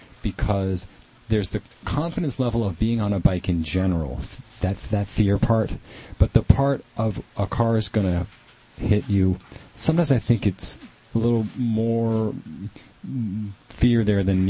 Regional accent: Boston, Massachusetts, United States; now in Los Angeles, United States; I'm from Boston

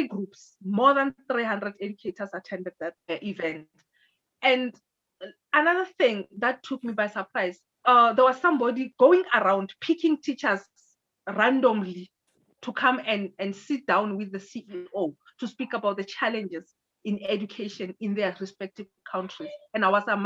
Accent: South Africa; I was from South Africa

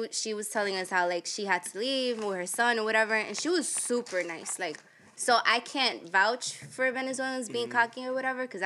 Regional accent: Medellín, Antioquia, Colombia; moved away; I'm from Medellin

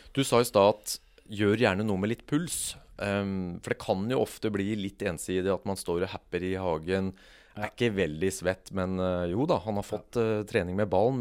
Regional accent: Kongsberg, Buskerud, Norway; jeg vokste opp på Kongsberg

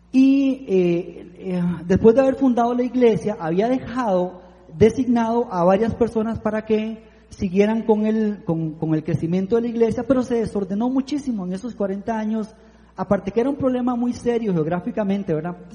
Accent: Piedades de Santa Ana, San José, Costa Rica; yo vengo de Piedades de Santa Ana, Piedades de Santa Ana es donde está la gente de alto nivel

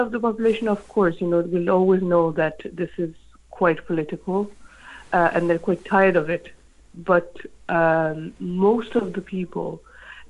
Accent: France; moved away as an adult; now in United Kingdom; I'm from France

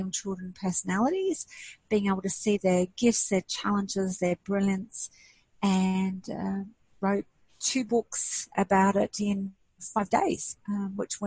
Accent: Kuwait; moved away; I'm actually Greek Arabic and I was born in Kuwait

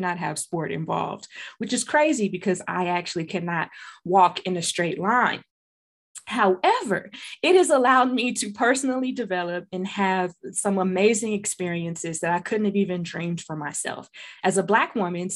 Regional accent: the South, United States; I'm from the South

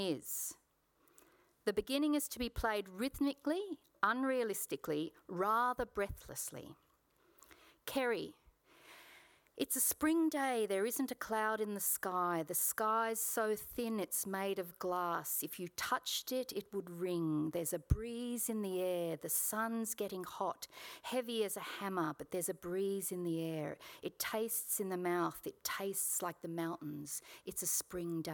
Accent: Sydney, New South Wales, Australia; I was born in Paddington Women's Hospital in Sydney, and I spent my childhood in the southern Sydney suburb of Kogarah

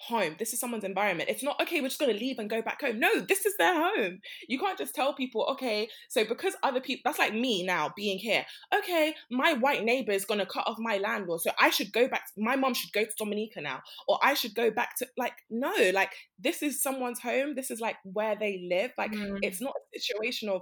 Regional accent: Nigeria; I'm Nigerian

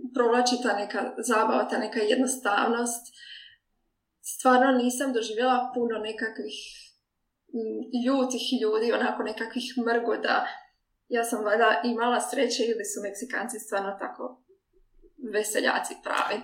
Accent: Croatia; moved away as an adult; also born or lived in Mexico; now in Hamburg, Germany

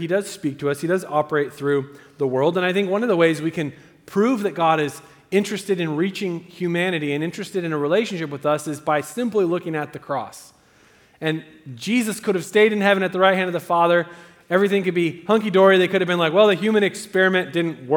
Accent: Southern Oregon, United States; also born or lived in Eagle Point, Oregon; I'm from Southern Oregon, and we say root and crick

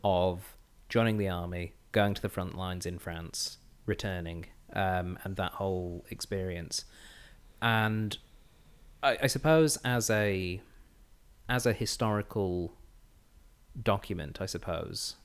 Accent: England, United Kingdom; now in Australia; as you might be able to tell, I'm from England, uh, with this, this voice of mine.

